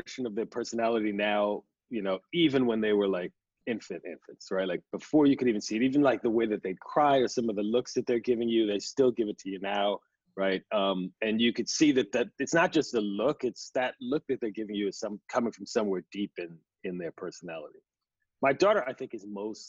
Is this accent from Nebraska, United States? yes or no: no; New York City, New York, United States; I was raised in Queens, kind of in a immigrant family